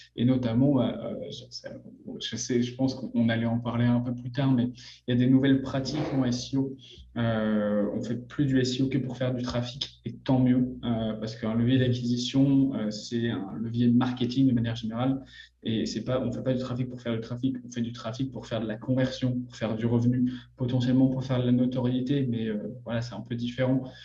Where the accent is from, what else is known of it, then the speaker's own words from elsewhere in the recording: France; accent: French; now in Montreal, Canada; Je suis français